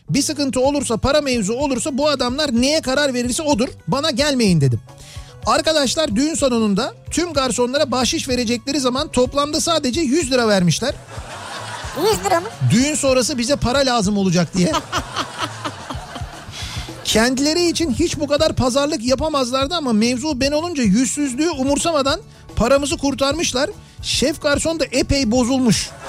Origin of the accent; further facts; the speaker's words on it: Balıkesir, Turkey; moved away as an adult; now in Izmir, Turkey; Ee, 20 yaşından beri İzmir'de yaşıyorum. Aslen Balıkesirliyim. 36 yaşındayım.